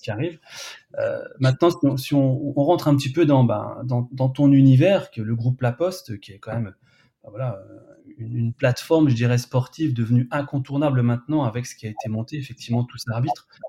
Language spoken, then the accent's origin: French; Burgundy, Bourgogne-Franche-Comté, France; je suis aussi de Bourgogne